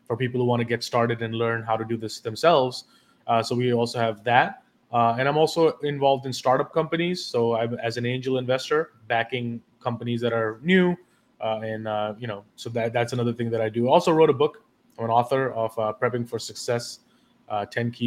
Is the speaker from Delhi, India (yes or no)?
yes; Delhi, India; moved away as an adult; also born or lived in London; now in New York City, United States; I was born and raised in Delhi, India, and lived there till I was 18 years old